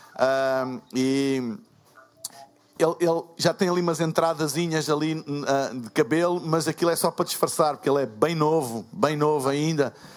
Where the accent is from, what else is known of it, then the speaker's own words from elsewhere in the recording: Portugal; eu sou de Portugal